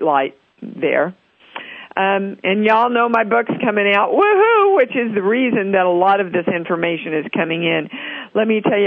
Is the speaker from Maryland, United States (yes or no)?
no; Kansas, United States; Kansas is my home state.